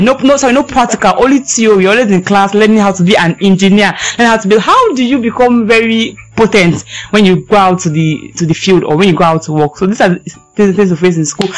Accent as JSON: {"language": "English", "country": "Nigeria", "said": "I'm a Nigerian student."}